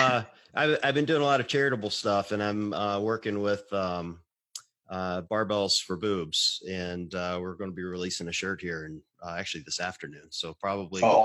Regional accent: Mississippi, United States; moved away as an adult; also born or lived in Midwest; I'm from the Deep South, raised in Mississippi

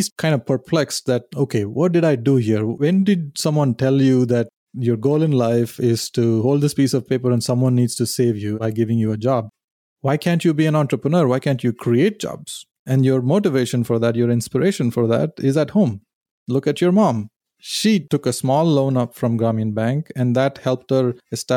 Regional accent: Chennai, Tamil Nadu, India; moved away; I grew up in India, in South India, in Chennai.

